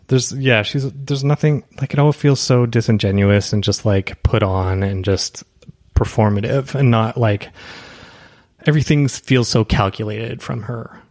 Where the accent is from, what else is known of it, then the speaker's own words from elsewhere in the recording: Canada; moved away as an adult; also born or lived in Toronto, Canada; now in Los Angeles, United States; as a Canadian